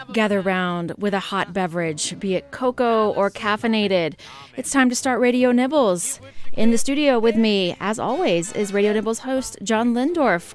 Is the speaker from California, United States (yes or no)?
no; Houston, Texas, United States; growing up in Houston, it made me extremely partial to those strip center